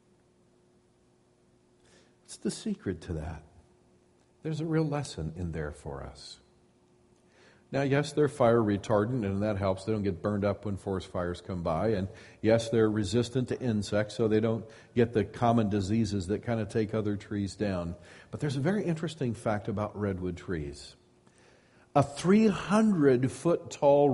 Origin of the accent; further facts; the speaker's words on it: Midwest, United States; now in Sonoma County, United States; I grew up in the Midwest